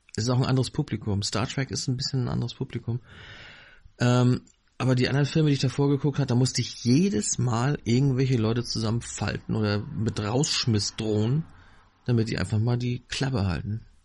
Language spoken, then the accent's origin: German; Northern Germany, Germany; Ich bin hier im Norden aufgewachsen